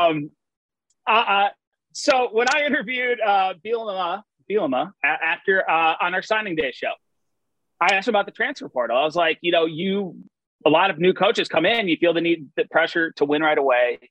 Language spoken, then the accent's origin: English; Madison, Wisconsin, United States; I grew up at a uh, Nakoma Country Club